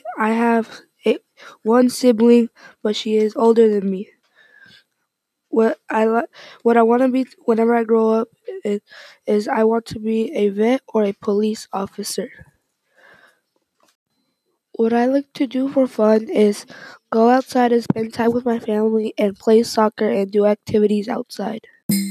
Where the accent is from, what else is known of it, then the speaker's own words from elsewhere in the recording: Wichita Falls, Texas, United States; I am 13 years old. I am in 7th grade. I go to Barwise, and I was born in Wichita Falls, Texas. I live with my family.